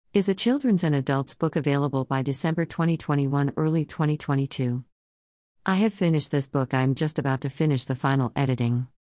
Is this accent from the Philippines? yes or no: no; Melbourne, Victoria, Australia; I was born in Melbourne, Australia, 1954